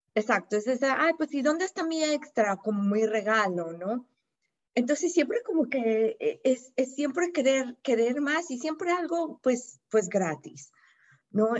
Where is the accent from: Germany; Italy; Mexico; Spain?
Mexico; Yo soy de México